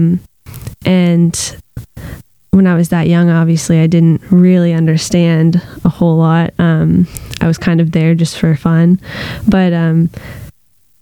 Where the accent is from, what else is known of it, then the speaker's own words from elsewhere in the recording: Fredericton, New Brunswick, Canada; I was born in Fredericton, New Brunswick